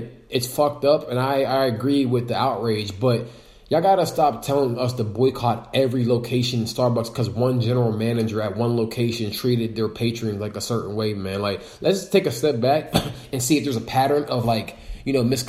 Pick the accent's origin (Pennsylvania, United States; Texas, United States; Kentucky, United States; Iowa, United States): Pennsylvania, United States; Western; now in Atlanta, United States; I grew up in Western PA